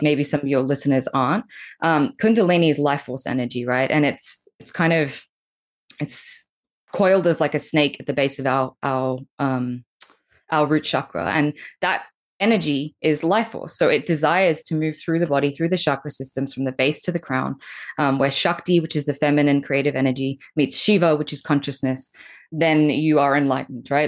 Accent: Australia; accent: Australian; moved away as an adult; now in Bali, Indonesia; as you can tell by my really cute accent, I'm Australian, and I've been here visiting my folks

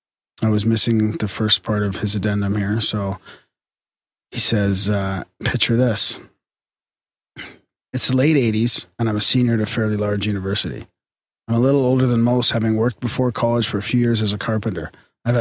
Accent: North Carolina, United States; I'm from North Carolina, and for some reason we met early and stayed together for our entire college time.

